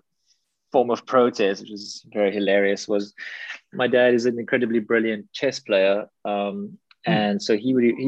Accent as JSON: {"language": "English", "town": "Cape Town", "region": "Western Cape", "country": "South Africa", "tie": "born or raised there", "said": "I'm from Cape Town. So in Cape Town, you know, we also have this relationship with the ocean"}